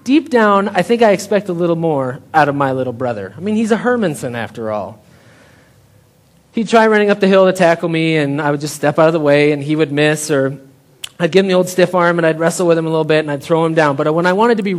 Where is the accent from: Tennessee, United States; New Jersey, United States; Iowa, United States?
Iowa, United States; Story City; I grew up in Story City, Iowa, just like an hour north of here